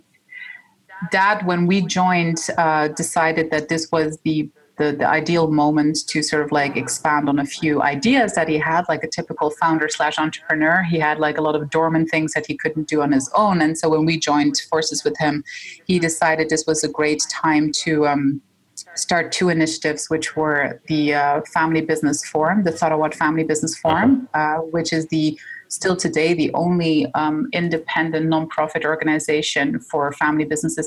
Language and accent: English; Switzerland; my father is Egyptian, my mom's Dutch, but we were born and raised in Switzerland